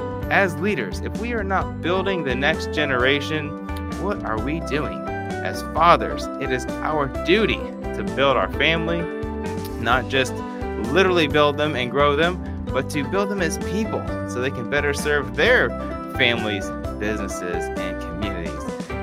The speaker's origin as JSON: {"language": "English", "town": "Fairborn", "region": "Ohio", "country": "United States", "tie": "born or raised there", "said": "my hometown, Fairborn, Ohio."}